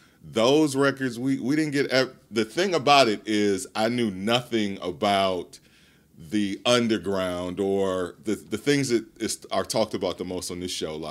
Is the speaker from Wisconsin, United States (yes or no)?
yes; Milwaukee, Wisconsin, United States; moved away as an adult; also born or lived in Chicago; I am originally from Milwaukee, Wisconsin.